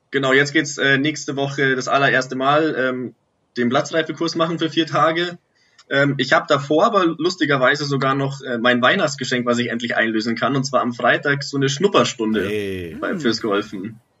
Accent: Munich, Bavaria, Germany; Ich komme aus dem Norden von München, in der Nähe von der Allianz Arena.

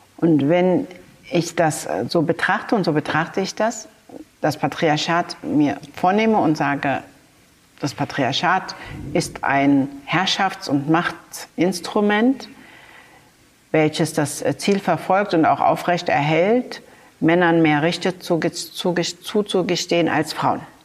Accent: Berlin, Germany; im Wedding in der Utrechter Straße bin ich zur Schule gegangen, in die Rübezahl Grundschule

